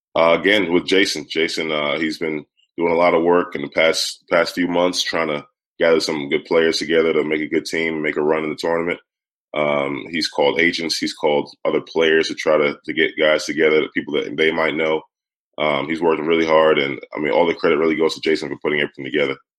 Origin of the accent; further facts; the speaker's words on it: New York City, New York, United States; growing up in Brooklyn